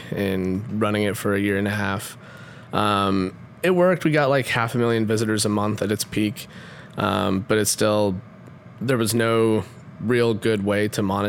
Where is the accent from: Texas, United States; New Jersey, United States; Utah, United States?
Utah, United States; moved away as an adult; also born or lived in Palo Alto; I grew up in Utah.